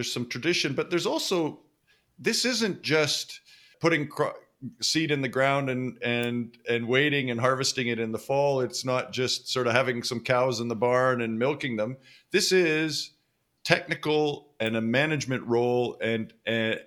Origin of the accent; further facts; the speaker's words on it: Western Canada, Canada; I grew up in Western Canada and not on a farm